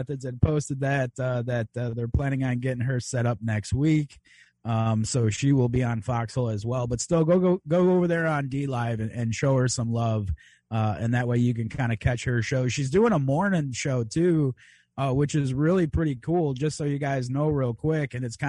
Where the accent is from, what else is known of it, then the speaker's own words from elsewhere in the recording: Chicago, Illinois, United States; and I am a Chicagoan.